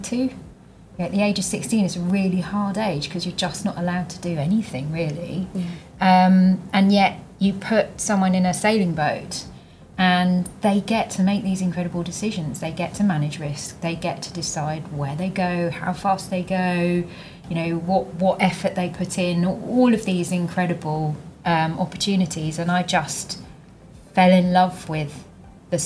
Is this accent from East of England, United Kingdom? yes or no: yes; East Anglia, East of England, United Kingdom; I grew up in East Anglia, right in the middle of the UK